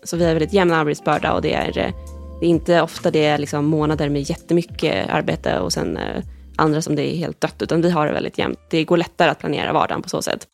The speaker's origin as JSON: {"language": "Swedish", "town": "Stockholm", "region": "Stockholm County", "country": "Sweden", "also_born_or_lived": "Lund / Edinburgh", "moved": "as an adult", "said": "Nu är jag tillbaka här i Stockholm, jag är från Stockholm från början"}